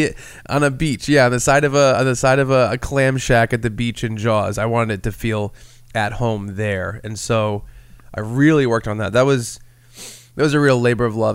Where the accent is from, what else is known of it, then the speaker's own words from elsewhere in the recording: Rhode Island, United States; we're from Rhode Island and we're around New England